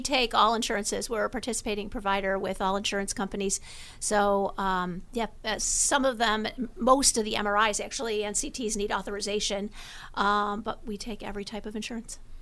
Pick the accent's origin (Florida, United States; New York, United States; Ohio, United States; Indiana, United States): New York, United States; Amherst; moved away as an adult; also born or lived in Los Angeles; I went to Amherst High School and decided that, um, I was gonna come home and open up the first open M R I in Western New York, right down the street from where I grew up